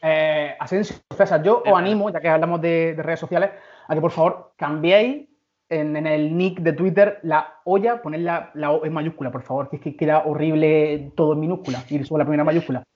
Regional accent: Berja, Andalusia, Spain; moved away as an adult; also born or lived in El Ejido; now in Madrid, Spain; yo nací en una barriada del, del Ejido, pero desde muy pequeño vivo en Berja

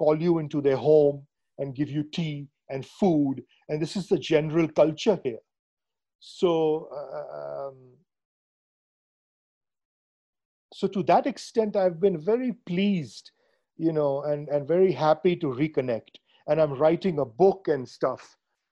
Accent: Mumbai, Maharashtra, India; moved away; I grew up in Bombay

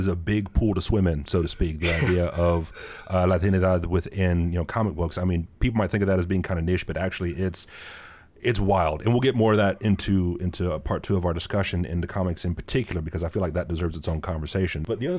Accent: North Carolina, United States; also born or lived in Bowling Green, Ohio; I grew up in North Carolina, was educated in North Carolina

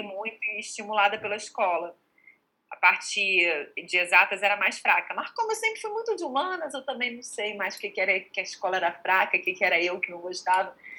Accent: Rio de Janeiro, Brazil; also born or lived in Portugal; eu sou carioca, estudei aqui, fiz tudo aqui. Na verdade, eu morei cinco anos em Portugal mas quando eu era criança, dos 7 aos 12

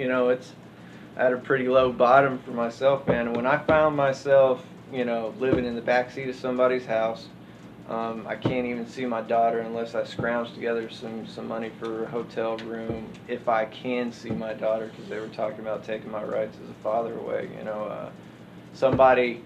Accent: Austin, Texas, United States; I'm born and raised in Austin for 34 years

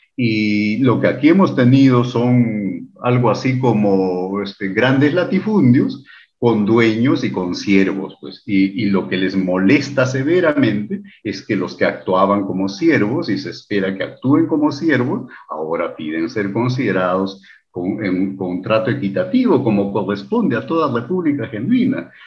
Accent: Lima, Peru; Del Perú

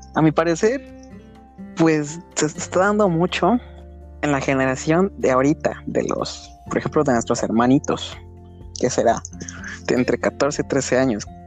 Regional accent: Mexico

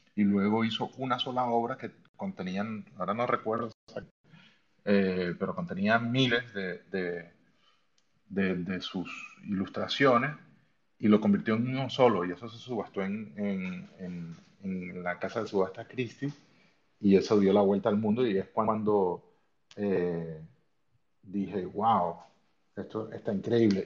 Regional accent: Venezuela; also born or lived in Spain; now in Germany; yo soy de Venezuela, eh, actualmente vivo en Alemania pero he vivido en, en, entre Venezuela y España muchísimos

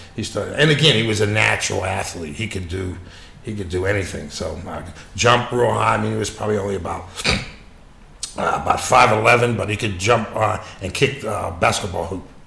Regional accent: Pittsburgh, Pennsylvania, United States; I grew up in Pittsburgh in a steel town

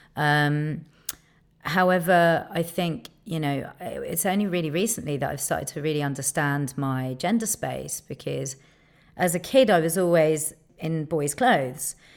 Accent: London, United Kingdom; being a Londoner

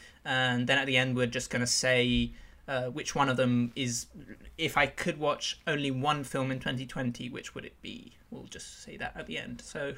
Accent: United Kingdom; accent: British; the British-speaking guy on this

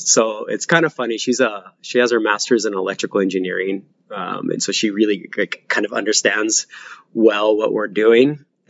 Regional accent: Oregon, United States; now in Hawaii, United States; So I'm originally from Oregon. I lived in a really rural town. And when I say rural, I mean rural, like you didn't see your nearest neighbor's home. I had a 45-minute bus ride to school in the morning.

